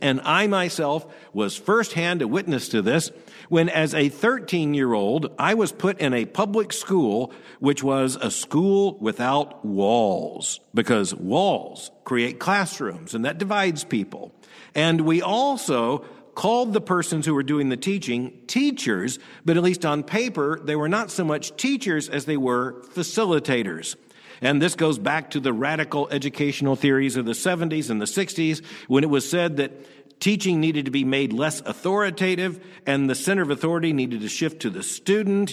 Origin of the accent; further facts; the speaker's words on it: Florida, United States; the state of Florida, which happens to be my home state. And I myself am a product of the schools in Florida, first grade through the twelfth grade.